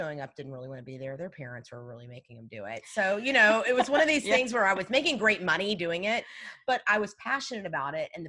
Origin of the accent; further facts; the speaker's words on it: La Porte, Texas, United States; I grew up in La Porte, actually.